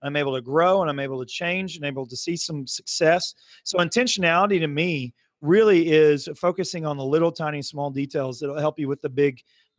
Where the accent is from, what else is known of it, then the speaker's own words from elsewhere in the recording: Muskogee, Oklahoma, United States; now in Broken Arrow, United States; I'm originally from Muskogee, now live in Broken Arrow.